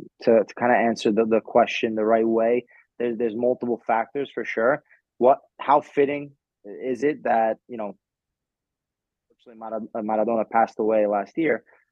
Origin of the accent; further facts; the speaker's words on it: New York City, New York, United States; I was born here, I was raised in the United States.